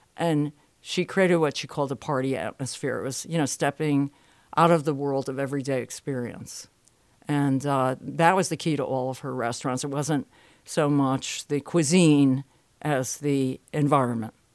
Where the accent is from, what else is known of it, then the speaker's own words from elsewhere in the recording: Bridgeport, Connecticut, United States; moved away; I'm from Bridgeport, Connecticut originally